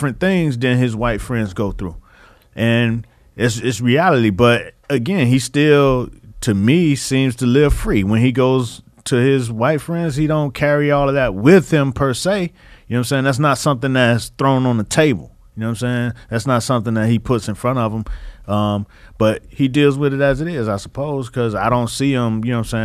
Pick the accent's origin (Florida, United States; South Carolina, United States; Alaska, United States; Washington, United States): Florida, United States; Miami; I'm from Miami.